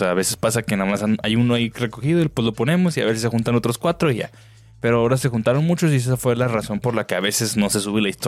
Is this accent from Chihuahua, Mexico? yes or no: no; Tijuana, Baja California, Mexico; now in Santa Maria, United States; Así es, ando en el gabacho. Eh, aunque soy de Tijuana, ya ocho meses con ustedes